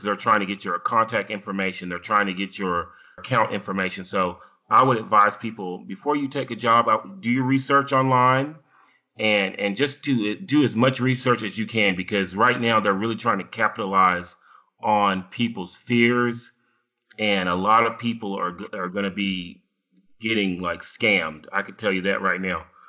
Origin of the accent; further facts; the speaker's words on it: United States; I am an American